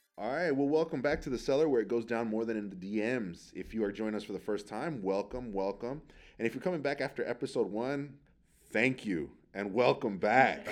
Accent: San Francisco, California, United States; I grew up out near the Excelsior

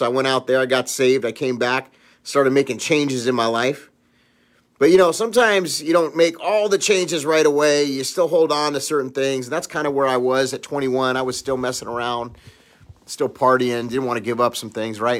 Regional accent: Los Angeles, California, United States; I grew up in Los Angeles

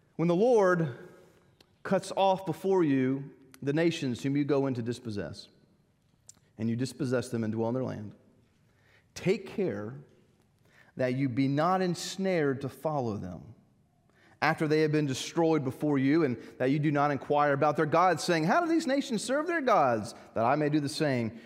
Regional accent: United States; Growing up in America

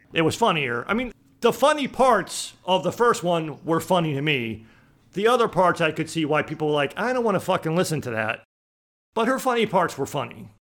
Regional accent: Boston, Massachusetts, United States; moved away; I grew up in Boston

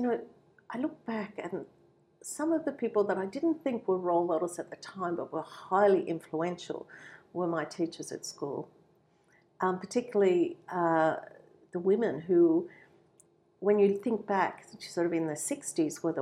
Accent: Canberra, Australian Capital Territory, Australia; also born or lived in Baltimore, United States; now in Wollongong, Australia; I grew up in Canberra.

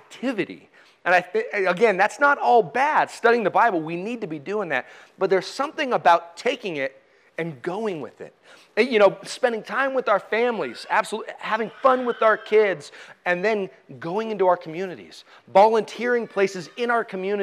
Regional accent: United States; us as American Christians

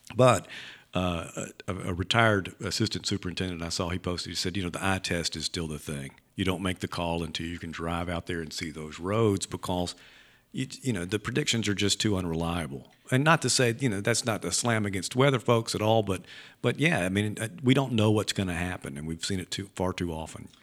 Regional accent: Leland, Mississippi, United States; I grew up in Leland

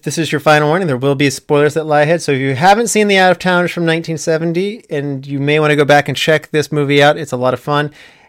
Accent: Philadelphia, Pennsylvania, United States; Well, growing up in Philadelphia, you may not be aware of this, but other airports around the entire country operate better.

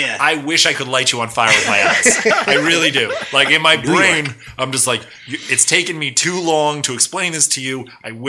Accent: New York, United States; accent: New York

